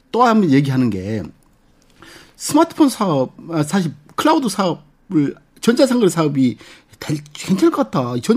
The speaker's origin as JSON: {"language": "Korean", "country": "South Korea", "said": "거기 그 선상 위에서 저는 한국 사람으로서 거의 대부분이 예, 백인인데"}